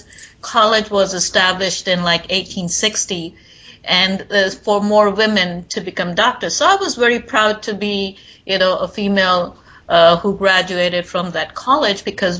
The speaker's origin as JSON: {"language": "English", "region": "East India", "country": "India", "tie": "born or raised there", "moved": "as an adult", "lives_now": "New York City, United States", "said": "I did my schooling and medical school in India."}